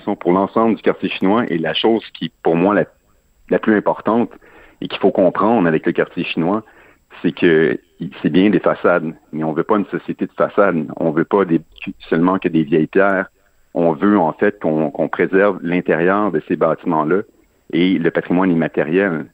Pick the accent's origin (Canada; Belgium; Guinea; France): Canada; Chambly, Quebec; je suis je suis pas natif de Montréal, je suis natif de Chambly